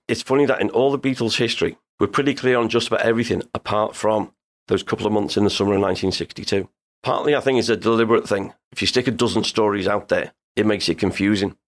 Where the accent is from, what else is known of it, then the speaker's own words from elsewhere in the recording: Liverpool, North West England, United Kingdom; I grew up in the Dingle. I lived around there till I was twenty-four.